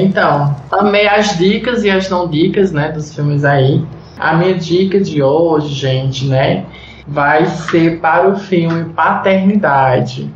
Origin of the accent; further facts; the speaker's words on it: Rio de Janeiro, Brazil; accent: carioca; voltou o meu sotaque é carioca